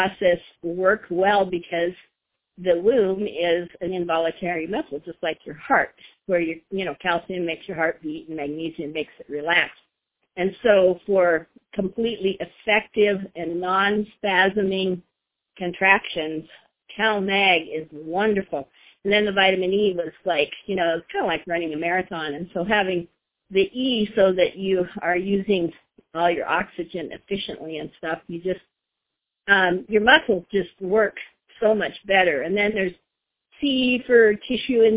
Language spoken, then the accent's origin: English; Oregon, United States; I'm from Oregon, and we have been in NeoLife for a little over 40 years now